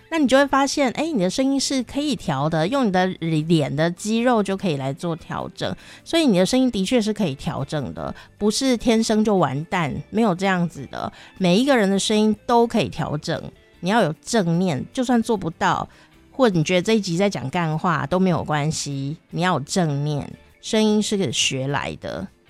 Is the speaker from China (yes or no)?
no; Taichung, Taiwan; accent: Taichung accent; 你现在听我讲有什么腔调吗？是吧？台中腔是不是？对啊